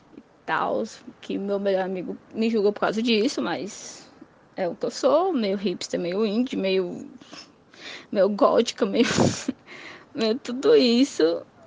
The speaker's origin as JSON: {"language": "Portuguese", "region": "Ceará", "country": "Brazil", "also_born_or_lived": "Caucaia, Ceará", "said": "eu sou cearense. Eu moro na cidade de Calcaia, Ceará."}